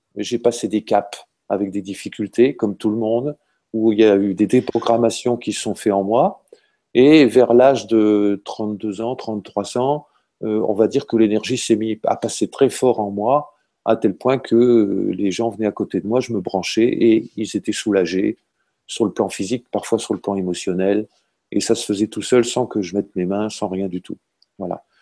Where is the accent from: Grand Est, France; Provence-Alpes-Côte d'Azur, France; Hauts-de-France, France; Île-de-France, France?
Hauts-de-France, France; je viens du nord de la France, hein, je suis un ch'ti